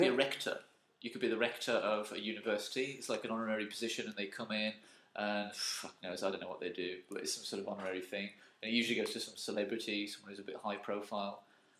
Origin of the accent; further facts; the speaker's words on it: Dudley, West Midlands, United Kingdom; you know me, I'm a man from Dudley.